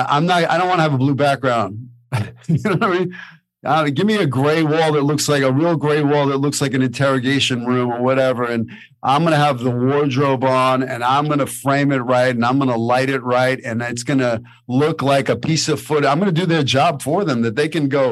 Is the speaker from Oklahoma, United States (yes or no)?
no; New York, United States; moved away; I'm an actor from New York